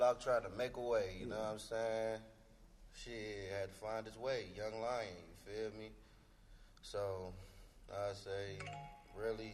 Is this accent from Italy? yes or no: no; Cleveland, Ohio, United States; I'm from Cleveland